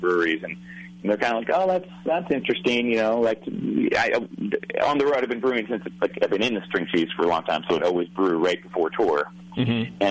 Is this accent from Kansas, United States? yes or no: no; Baltimore, Maryland, United States; I grew up in here in Baltimore